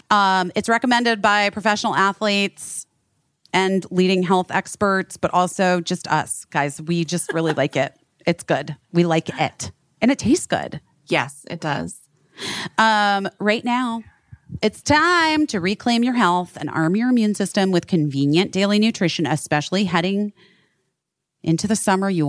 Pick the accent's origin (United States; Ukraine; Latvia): United States; Arizona; we're both from Arizona.